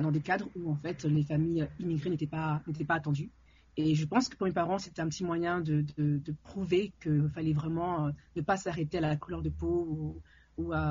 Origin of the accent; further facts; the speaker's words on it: Paris, Île-de-France, France; Je viens donc de, de la région parisienne euh, j'ai suis, j'ai grandi à, Paris.